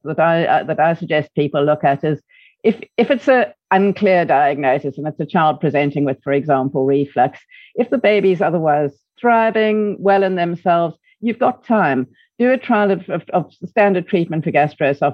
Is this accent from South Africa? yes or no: yes; South Africa; accent: South African; moved away as an adult; now in United Kingdom; From my South African accent, you can probably hear that I didn't come from the UK originally